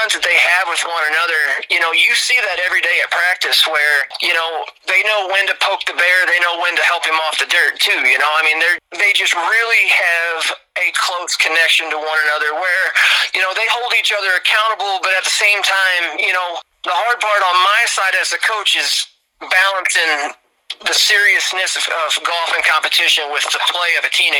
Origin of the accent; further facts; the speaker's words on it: Chester, Illinois, United States; now in Princeton, United States; Originally, I'm from Southern Illinois. I'm from a small town called Chester, Illinois. It's about an hour 15 south of St. Louis, right along the Mississippi, little river town, you know. So I grew up my whole life being called a river rat